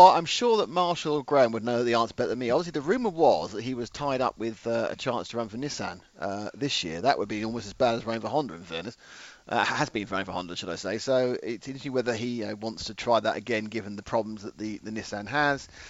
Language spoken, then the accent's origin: English; England, United Kingdom; I'm English